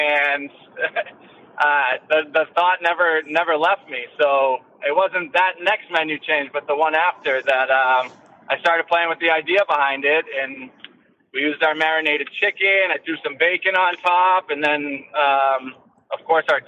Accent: Derry, New Hampshire, United States; also born or lived in Tampa, Florida; now in Chester, United States; I'm pretty much born and raised in Derry and spent 30 years there and just recently moved to Chester

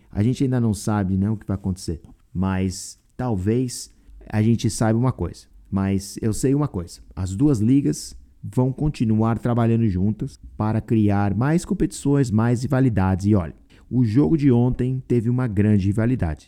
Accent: Brazil; now in United States; como brasileiro

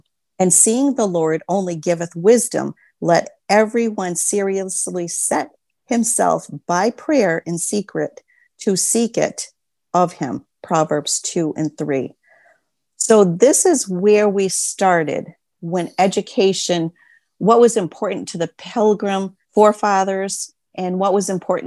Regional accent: Maine, United States; the state of Maine, which is my home state

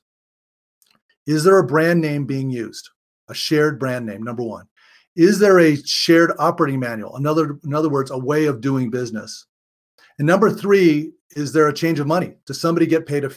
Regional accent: Honolulu, Hawaii, United States; I was born and raised in Honolulu, Hawaii, in a family business that was all about hospitality.

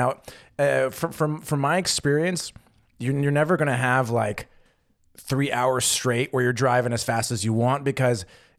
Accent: West Coast, United States; growing up in the West Coast in the U.S., I never really experienced toll roads at all.

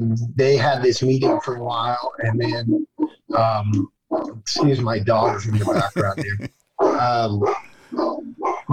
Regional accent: New York, United States; moved away as an adult; also born or lived in Los Angeles; I'm originally a New Yorker.

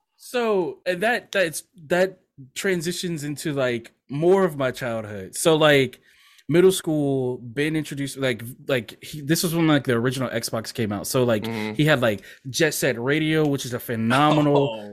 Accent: Louisiana, United States; also born or lived in Mississippi; my parents moved back to Louisiana, because I was born in Mississippi, but we moved back here when I was like a few months old

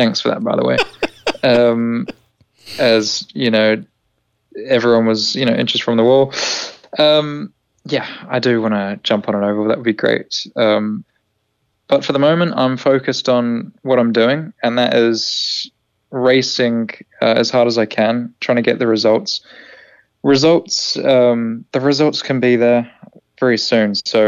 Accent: New Zealand; Kiwi as well, which actually, it's always nice to hear a familiar accent inside the team, despite my accent being all over the shop.

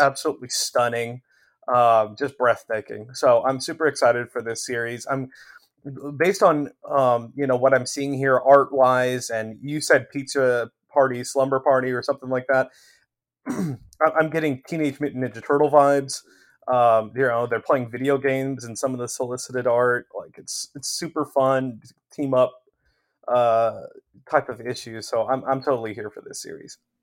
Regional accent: Midwest, United States; being a Midwesterner by birth myself

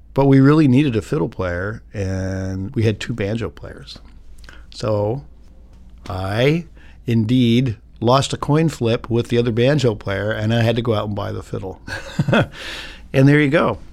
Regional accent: Philadelphia, Pennsylvania, United States; I was born in Philadelphia, Pennsylvania in nineteen fifty-two

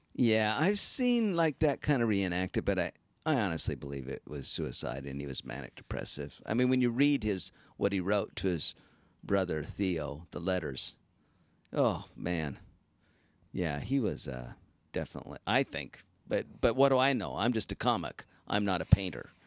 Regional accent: Utah, United States; I'm from Utah

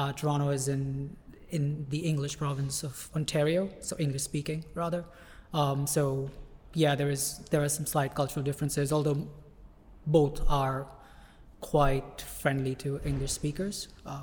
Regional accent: Mumbai, Maharashtra, India; moved away as an adult; also born or lived in Canada; now in United Kingdom; I was born and raised in Bombay

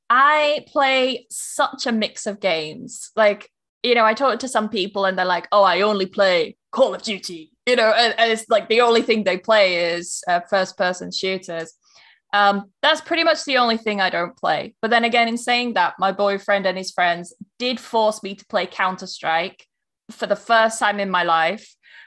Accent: England, United Kingdom; I will say to them, like, I'm not being English about this.

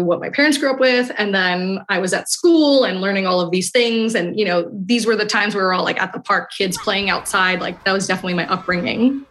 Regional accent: New York City, New York, United States; I grew up in Queens, New York, a melting pot

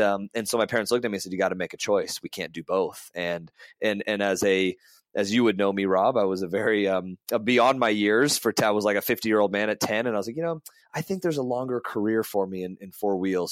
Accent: Las Vegas, Nevada, United States; also born or lived in California; I was born in California, and uh, raised between California and Vegas, but Vegas has been my home almost my entire life

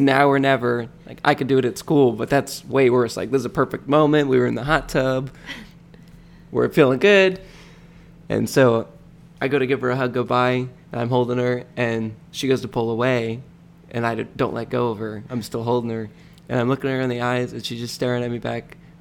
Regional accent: Michigan, United States; now in Florida, United States; I grew up in Michigan

